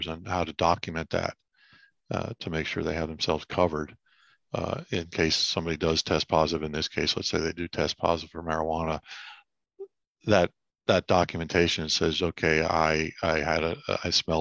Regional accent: Shoemakersville, Pennsylvania, United States; also born or lived in Maiden Creek Township, Pennsylvania / Reading, Pennsylvania; I was born in St. Joseph's Hospital back in the days when the dinosaurs roamed, that part of Reading. I grew up in Perry Township, Shoemakersville. Okay. I lived there till I was 13, and then my family moved to northwestern Pennsylvania

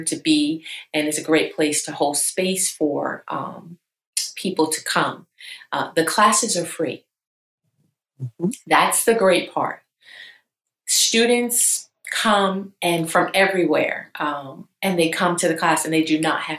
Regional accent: New York, United States; now in Charlotte, United States; I'm originally from New York

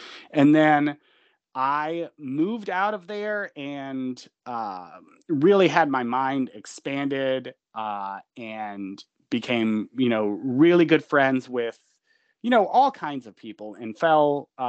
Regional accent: Georgia, United States; I'm from Georgia. I wouldn't say rural, but it was definitely like horse country.

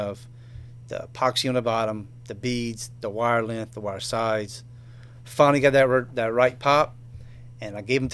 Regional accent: Cut Off, Louisiana, United States; I grew up in Cutoff, and I went to South Lafourche High School, graduated in 1993

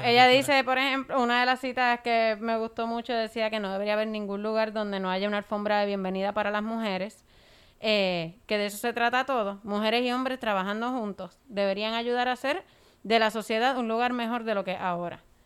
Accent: Puerto Rico

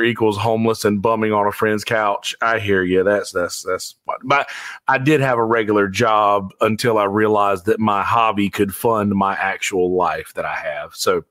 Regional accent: Bennettsville, South Carolina, United States; I got to do a gig in my hometown so my family will come see me

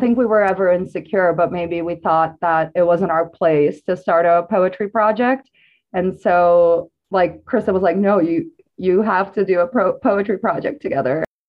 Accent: Brazil; I'm an artist and poet, I guess, from Brazil.

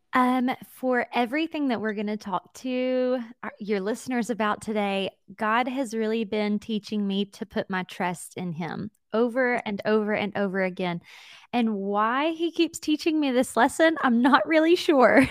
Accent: Jacksonville, Alabama, United States; also born or lived in Atlanta, Georgia / Mobile, Alabama; I am from Alabama, and I was born into an incredible family of faith

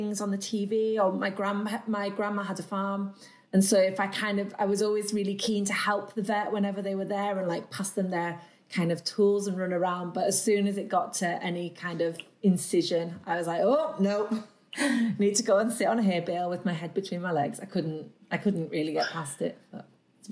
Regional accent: Carlisle, North West England, United Kingdom; also born or lived in Leeds / France; I'm from Carlisle, which is where I still live now

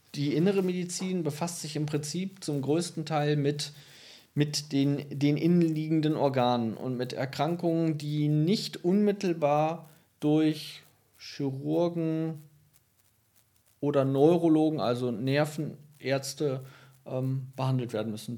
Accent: Lengerich, North Rhine-Westphalia, Germany; also born or lived in Ibbenbüren / Tecklenburg; ich bin zwar in Ippenbüren geboren, aber ich bin in Längerich aufgewachsen

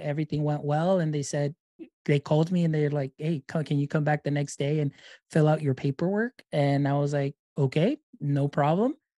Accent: Deep South Texas, United States; I am from Deep South Texas

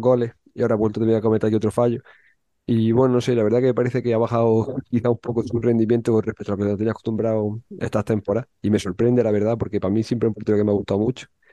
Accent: Andalusia, Spain; yo como andaluz que soy

